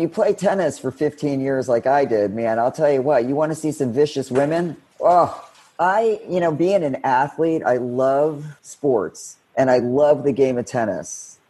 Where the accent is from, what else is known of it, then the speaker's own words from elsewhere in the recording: Florida, United States; What are they trying to, I'm from Florida. I'm not in Colorado.